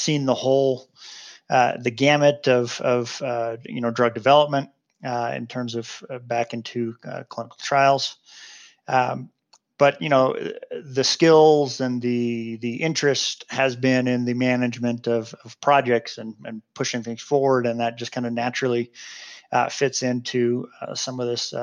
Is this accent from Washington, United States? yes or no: yes; Seattle, Washington, United States; moved away as an adult; now in Salt Lake City, United States; I grew up in Seattle, and so that was Harborview Medical Center there in Seattle